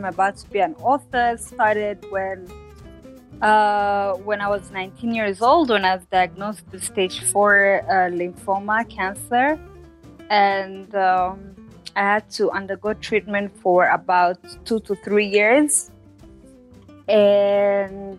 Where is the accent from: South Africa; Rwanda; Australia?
Rwanda; I am Rwandan, living in Rwanda, born and raised in Rwanda